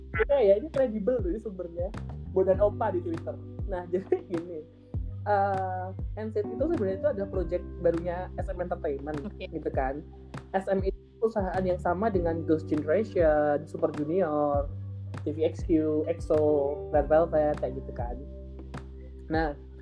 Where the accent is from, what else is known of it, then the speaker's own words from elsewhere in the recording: Java, Indonesia; accent: medok (Javanese); aku medok